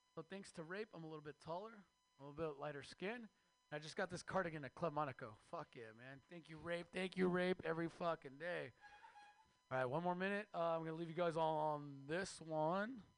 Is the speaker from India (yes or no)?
no; Mexico; now in United States; I am Mexican from Mexico